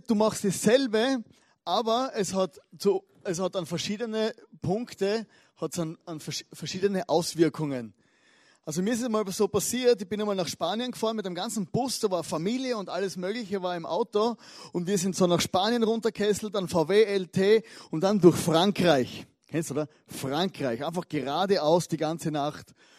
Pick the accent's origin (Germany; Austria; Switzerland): Austria; als Österreicher, äh, als verletzte österreichische Fußballseele